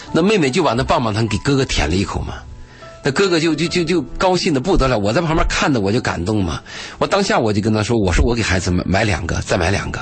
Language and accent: Chinese; a small town near Lanzhou, Gansu, China; moved away; 我有一年去甘肃，去我老家，在那个兰州的那个小城镇